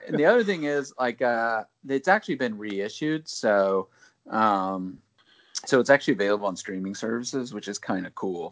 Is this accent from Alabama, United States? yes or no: yes; Alabama, United States; I'm from Alabama